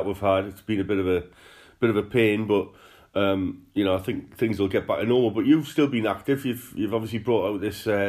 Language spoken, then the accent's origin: English; Newcastle upon Tyne, North East England, United Kingdom; accent: Geordie